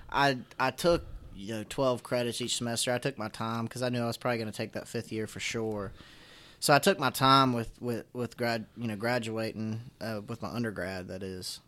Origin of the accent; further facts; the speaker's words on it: Floyd, Virginia, United States; accent: southern; I grew up in Appalachia